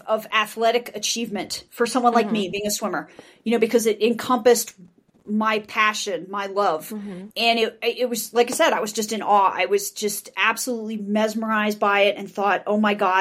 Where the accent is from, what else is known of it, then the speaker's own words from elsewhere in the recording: Boca Raton, Florida, United States; now in Denver, United States; I grew up in Boca Raton, Florida, born and raised in Florida. I'm one of those rare native Floridians